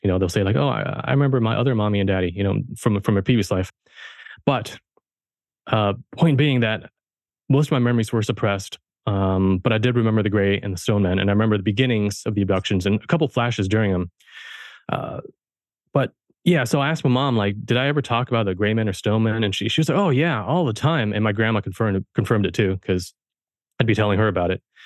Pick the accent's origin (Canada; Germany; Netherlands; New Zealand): Germany; now in United States; I was born in Germany, I was raised German, and so I'm a first, I'm a first generation American.